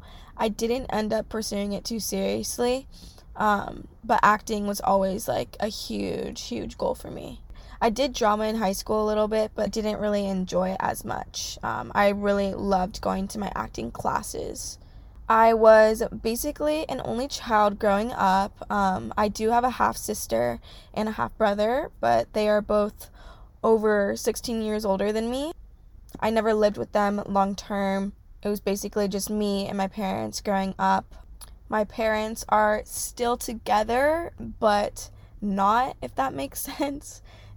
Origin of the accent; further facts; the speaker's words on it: California, United States; I'm grateful that I grew up in California. California is so hard to leave because once you grow up here, it's like there's nothing better.